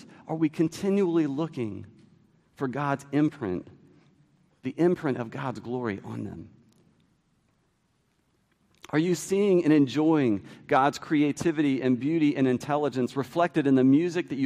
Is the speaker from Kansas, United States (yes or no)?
no; D.C., District of Columbia, United States; Growing up near Washington, D.C.